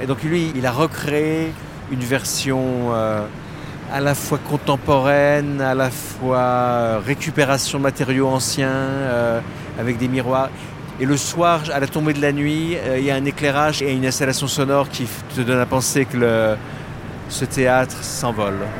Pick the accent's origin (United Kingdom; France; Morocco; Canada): France; moved away as an adult; now in Singapore; je suis français, mais à Singapour depuis 27 ans